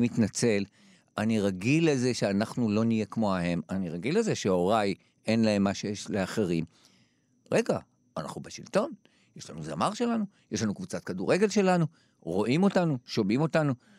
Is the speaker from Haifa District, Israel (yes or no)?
no; Jerusalem, Jerusalem District, Israel; אני גדלתי בשכונה בבית הכרם שכולם היו אוהדי הפועל ירושלים